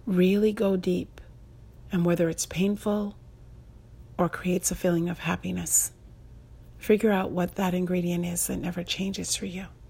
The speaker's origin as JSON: {"language": "English", "country": "United States", "said": "someone like me, who's an American"}